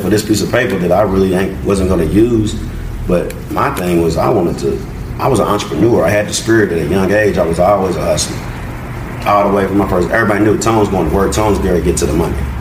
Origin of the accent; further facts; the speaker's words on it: Louisville, Kentucky, United States; growing up in the West End, just having to watch your surroundings